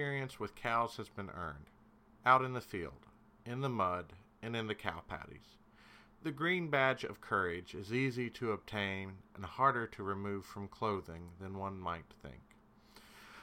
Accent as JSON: {"language": "English", "region": "Kentucky", "country": "United States", "said": "I'm from Kentucky"}